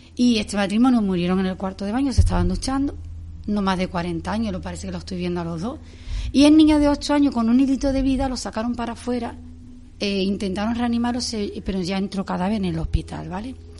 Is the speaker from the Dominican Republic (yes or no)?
no; Spain; Yo me crié en San un barrio humilde del que me siento súper orgullosa.